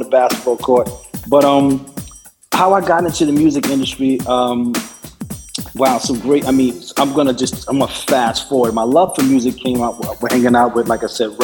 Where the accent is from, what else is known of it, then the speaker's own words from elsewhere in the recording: New York City, New York, United States; also born or lived in Bronx, New York / Harlem, New York; I came from the Bronx at around 12, 13. When I moved to Harlem